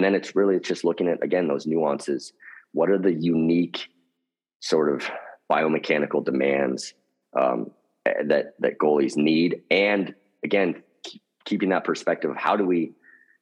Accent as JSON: {"language": "English", "town": "Seattle", "region": "Washington", "country": "United States", "tie": "born or raised there", "said": "I grew up in Seattle"}